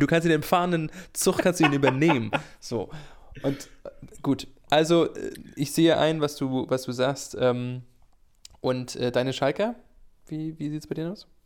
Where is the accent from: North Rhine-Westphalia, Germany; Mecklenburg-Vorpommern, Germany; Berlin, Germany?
Mecklenburg-Vorpommern, Germany; Greifswald; ich bin in Greifswald geboren